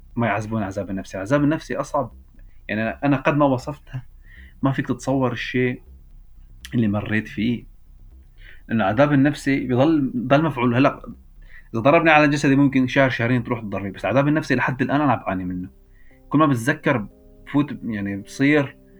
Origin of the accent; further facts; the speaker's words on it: Idlib Governorate, Syria; moved away as an adult; also born or lived in Belgium; عندنا في سوريا